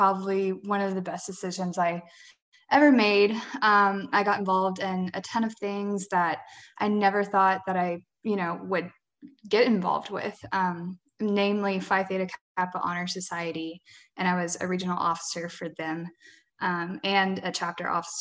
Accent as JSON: {"language": "English", "town": "Ocean Springs", "region": "Mississippi", "country": "United States", "tie": "born or raised there", "said": "I grew up in Ocean Springs, Mississippi."}